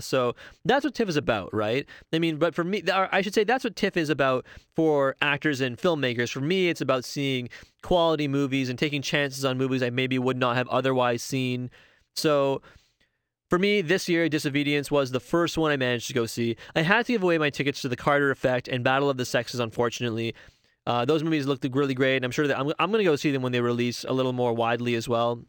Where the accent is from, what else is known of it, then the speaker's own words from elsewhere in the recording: Toronto, Ontario, Canada; I live in Toronto. I've, I'm born and raised in Toronto.